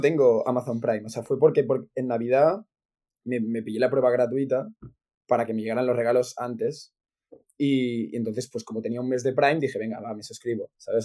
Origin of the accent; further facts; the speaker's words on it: Catalonia, Spain; de pequeño, porque aquí en Cataluña